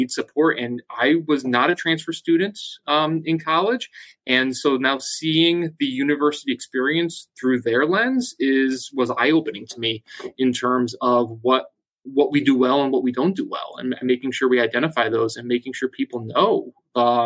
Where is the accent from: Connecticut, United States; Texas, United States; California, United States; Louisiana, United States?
Connecticut, United States; growing up in Connecticut, you've got to choose your allegiance between Boston and New York.